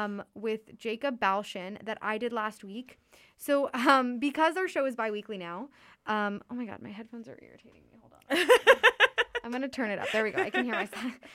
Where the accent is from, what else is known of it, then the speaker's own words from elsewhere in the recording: Canada; I'm literally Canadian.